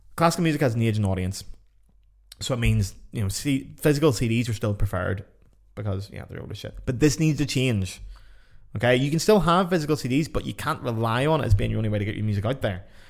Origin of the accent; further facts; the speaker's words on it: Ireland; I'm Irish